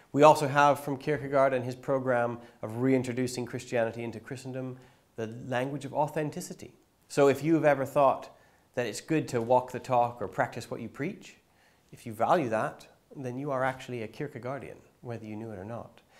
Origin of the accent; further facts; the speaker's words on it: Canada; I grew up in Bible Belt, Canada